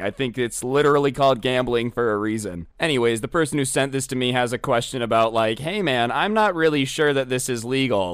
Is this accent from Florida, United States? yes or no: no; Las Vegas, Nevada, United States; I'm from Las Vegas.